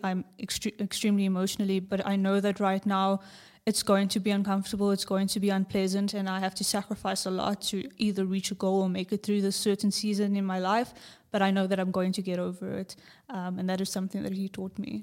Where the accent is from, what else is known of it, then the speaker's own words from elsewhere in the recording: South Africa; From South Africa